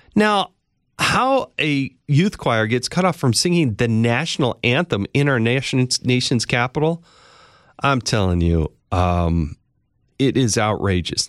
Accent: Utah, United States; my home state of Utah

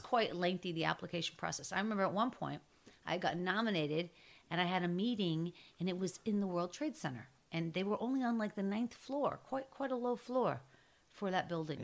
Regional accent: Pittsburgh, Pennsylvania, United States; I'm from Pittsburgh

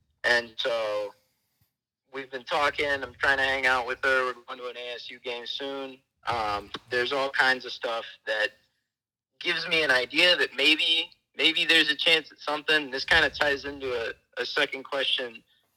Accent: Michigan, United States; moved away as an adult; now in Prescott, United States; I am originally from Michigan

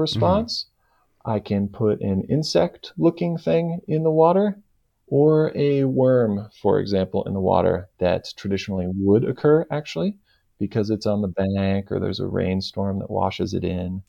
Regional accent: Bay Area, California, United States; I grew up in California, the Bay Area, California

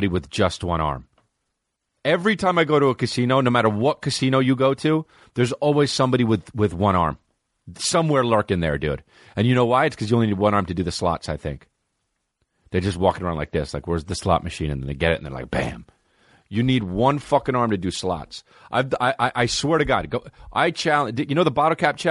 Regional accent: New Jersey, United States; That's my home state, New Jersey

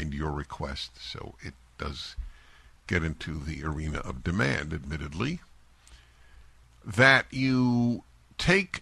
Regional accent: New York City, New York, United States; moved away as an adult; I grew up in New York City. I was there through graduate school and 3 years after graduate school, left in my mid-20s

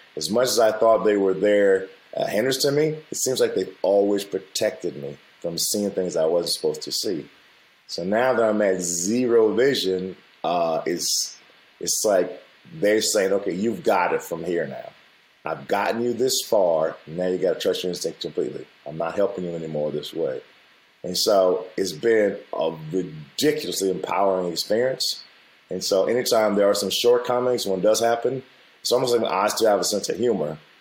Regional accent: United States; I grew up the way I grew up with my family and being Black American

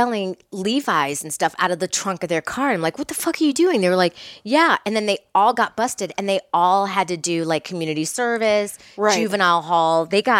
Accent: Miami, Florida, United States; moved away; Because I'm from Miami.

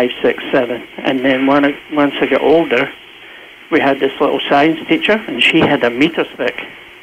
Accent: Scotland, United Kingdom; moved away; When I was growing up, right, I was born in Scotland, right?

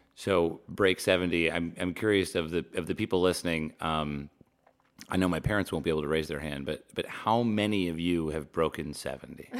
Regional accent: New Jersey, United States; now in Los Angeles, United States; Growing up in New Jersey

